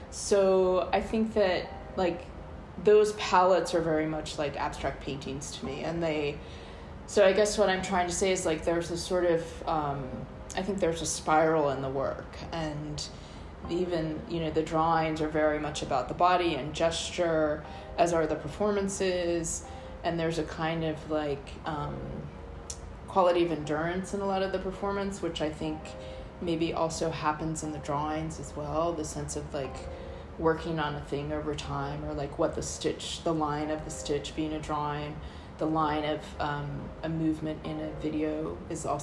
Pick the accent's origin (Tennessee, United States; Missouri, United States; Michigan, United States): Missouri, United States; St. Louis; also born or lived in Baltimore / Colorado; I grew up in the U.S. I was born in St. Louis, Missouri. I grew up with my mother there, and um, we also lived in Baltimore and Colorado.